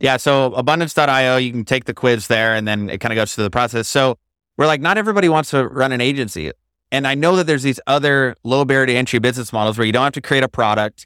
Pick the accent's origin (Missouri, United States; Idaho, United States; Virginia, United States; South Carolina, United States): Idaho, United States; Marcy; moved away as an adult; also born or lived in Maui, Hawaii; Yeah, I grew up in Idaho on a farm in Marcy, Idaho, near the Snake River.